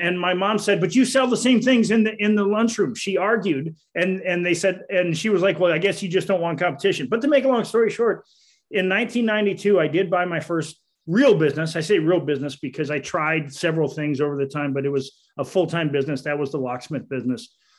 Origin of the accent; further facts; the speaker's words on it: Wisconsin, United States; moved away as an adult; now in Daytona Beach, United States; I came down from Wisconsin in 1987 for Bike Week in Daytona. And I did stay. I have gone back to visit